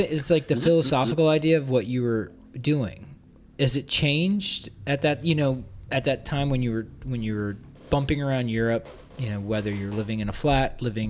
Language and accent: English; New York, United States; I'm a New Yorker